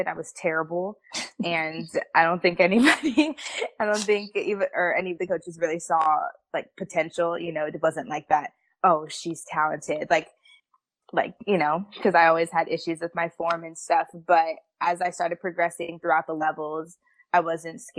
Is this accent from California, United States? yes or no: yes; Central California, United States; moved away as an adult; I am from Central California, so if anybody knows where Fresno or Bakersfield is